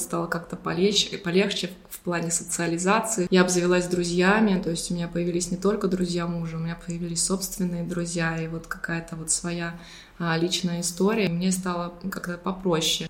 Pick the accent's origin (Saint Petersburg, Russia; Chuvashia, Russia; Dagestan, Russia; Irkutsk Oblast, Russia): Saint Petersburg, Russia; moved away as an adult; also born or lived in Budapest, Hungary; now in Limassol, Cyprus; Мы оба из Питера.